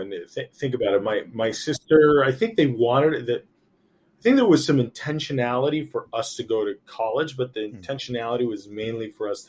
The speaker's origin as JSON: {"language": "English", "country": "United States", "tie": "born or raised there", "said": "I grew up my whole life being American, but being Colombian."}